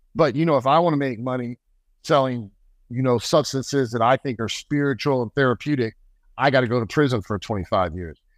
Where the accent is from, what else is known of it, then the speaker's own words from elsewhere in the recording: United States; I'm American